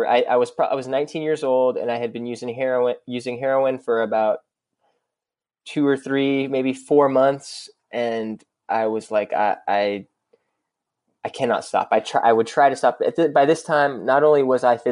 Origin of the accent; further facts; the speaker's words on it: Dallas, Texas, United States; I grew up in Dallas, and I grew up in Dallas proper